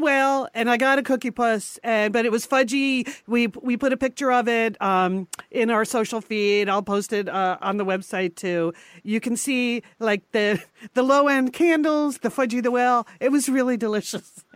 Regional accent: Connecticut, United States; we grew up in Connecticut

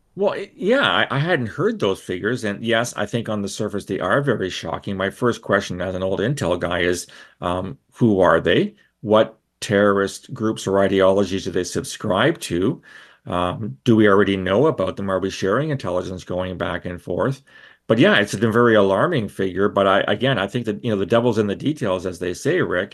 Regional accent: London, Ontario, Canada; when I was a kid and growing up in London, Ontario

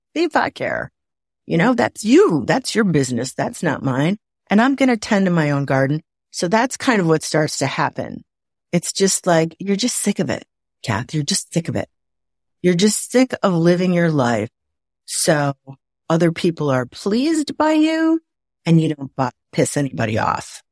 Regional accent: Waukegan, Illinois, United States; also born or lived in Napa Valley, California; now in Atlanta area, United States; I'm from Waukegan, Illinois

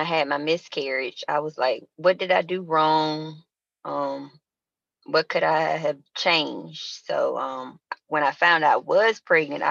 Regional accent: Montgomery, Alabama, United States; moved away as an adult; now in Charlotte, United States; originally I am from Montgomery, Alabama, 334, aka Monkey Town

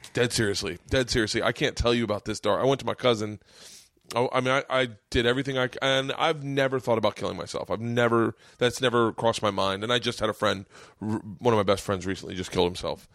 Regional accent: Florida, United States; I grew up in Florida.

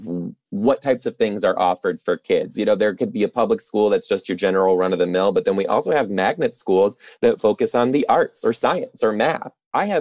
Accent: Detroit, Michigan, United States; moved away; I'm originally from Detroit too

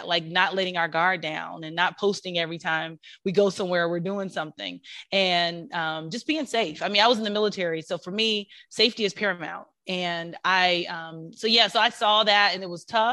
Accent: Kansas City, Missouri, United States; now in Atlanta, United States

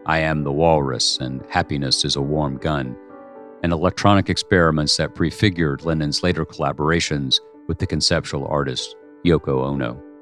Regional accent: United Kingdom; I began to be ashamed of being British, and I'm a patriotic nationalist

